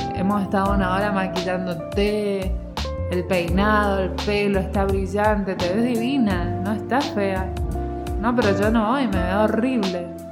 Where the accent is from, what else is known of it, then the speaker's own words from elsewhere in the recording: Argentina; yo soy argentina, vivo en Argentina